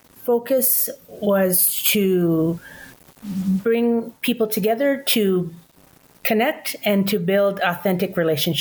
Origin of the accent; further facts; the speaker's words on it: British Columbia, Canada; moved away as an adult; now in Browning, United States; I'm originally from Canada, British Columbia. And I've been in Browning on the Blackfeet Nation for 28 years, since 1995.